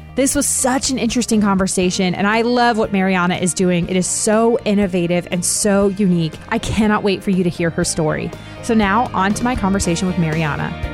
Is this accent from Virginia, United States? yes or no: yes; Herndon, Virginia, United States; moved away as an adult; I grew up in Herndon